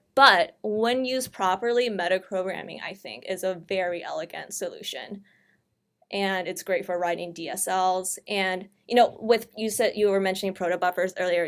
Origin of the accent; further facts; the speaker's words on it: St. Louis, Missouri, United States; I'm from Saint Louis